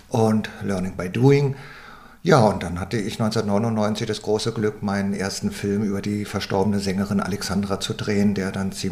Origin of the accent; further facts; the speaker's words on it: Berlin, Germany; born there; Ja, also ich bin in Berlin geboren